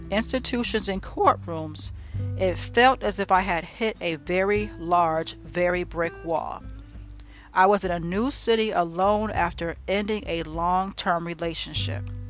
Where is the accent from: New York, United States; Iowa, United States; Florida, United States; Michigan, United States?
New York, United States; New York City; moved away as an adult; I graduated from college when I was 33, left my hometown of New York, and moved to Pennsylvania to begin what I thought would be the rest of my life.